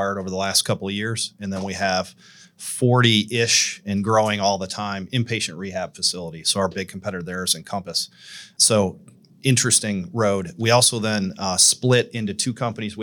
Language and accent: English; Southern Michigan, United States; now in Nashville, United States; I grew up in Michigan, Southern Michigan, in a kind of a Rust Belt town